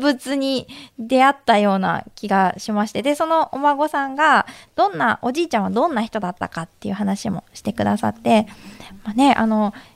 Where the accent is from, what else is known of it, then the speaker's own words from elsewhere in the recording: Tokyo, Japan; 私東京出身ですけど